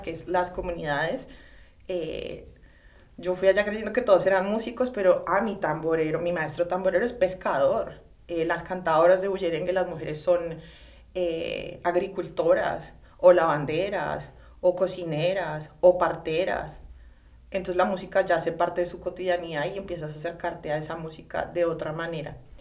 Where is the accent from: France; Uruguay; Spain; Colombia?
Colombia; moved away as an adult; now in New York, United States; por ser como colombiana